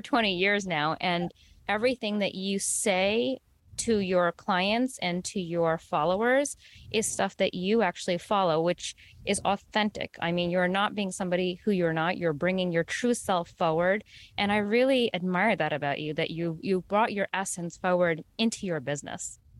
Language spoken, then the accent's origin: English; New York, United States; first generation Indian American, um, born and raised in the New York region